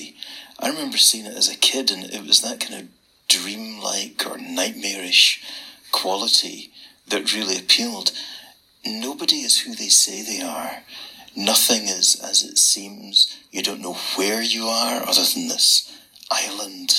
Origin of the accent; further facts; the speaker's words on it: Scotland, United Kingdom; accent: thick Scottish; my thick Scottish accent